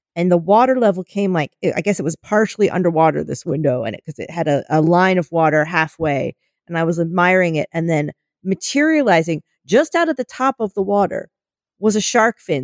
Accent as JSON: {"language": "English", "country": "United States", "said": "our being American"}